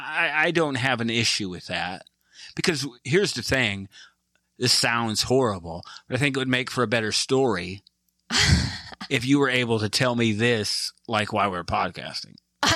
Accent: United States; Yeah, I'm American.

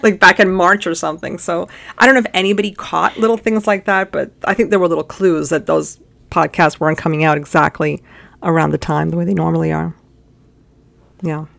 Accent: United States; we're American

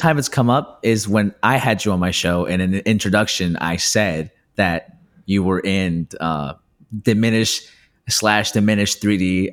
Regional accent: Peru; moved away; I'm from Peru

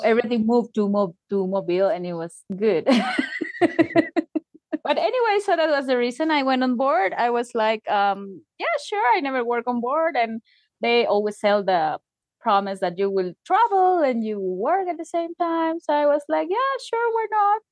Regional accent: Tacna, Peru; English is a second language; now in Arequipa, Peru; I am from Tacna, which is in the border with Chile in the south

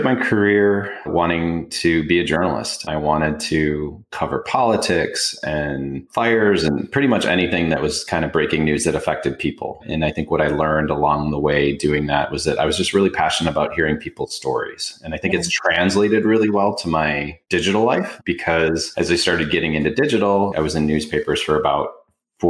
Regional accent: Detroit, Michigan, United States; I grew up in Detroit

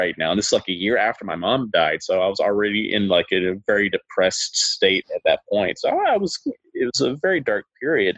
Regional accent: Huntsville, Alabama, United States; my hometown of Huntsville, Alabama

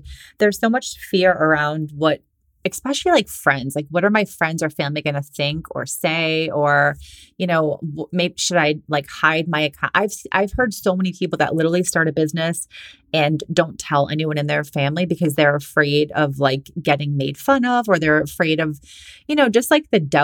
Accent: Boston, Massachusetts, United States; moved away; also born or lived in California; I was living in California. I'm from Boston, and like that's where all my family and friends are

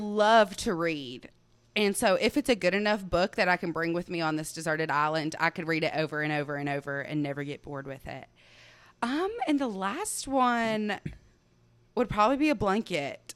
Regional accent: Waverly, Tennessee, United States; I am from Waverly, Tennessee, where I was born and raised on our fourth generation family farm.

